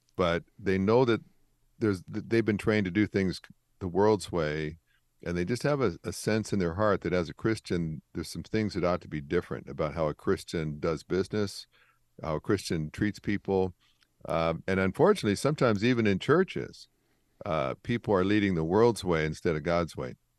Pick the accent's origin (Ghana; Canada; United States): Canada; I grew up in Canada